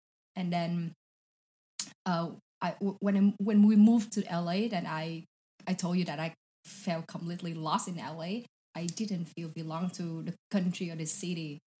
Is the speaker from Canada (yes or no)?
no; Saigon, Ho Chi Minh City, Vietnam; It's, you know, Saigon is like crazy, crazy place.